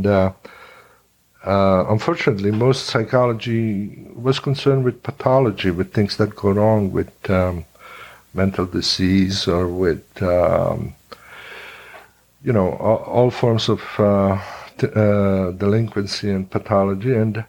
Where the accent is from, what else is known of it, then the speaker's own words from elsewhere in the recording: Italy; born there; also born or lived in Hungary; I was born actually in Italy, but we kept going back quite often to Hungary.